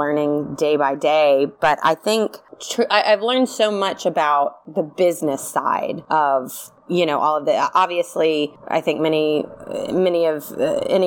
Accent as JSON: {"language": "English", "region": "the South", "country": "United States", "moved": "yes", "lives_now": "Los Angeles, United States", "said": "I'm also from the South"}